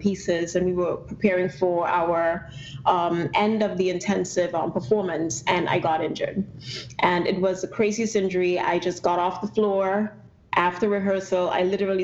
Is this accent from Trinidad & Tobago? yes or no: yes; Trinidad & Tobago; moved away as an adult; now in United States; If you do detect an accent, I'm originally from Trinidad and Tobago